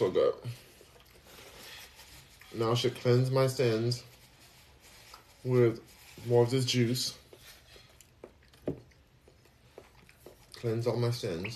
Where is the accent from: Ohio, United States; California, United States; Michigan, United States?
California, United States; moved away as an adult; now in Texas, United States; Even though I'm from California, I was born and raised there.